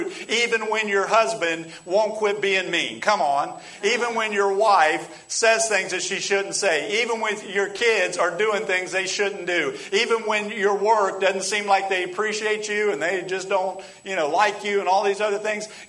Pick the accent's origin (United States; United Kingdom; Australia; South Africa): United Kingdom; England; moved away; I'm from England.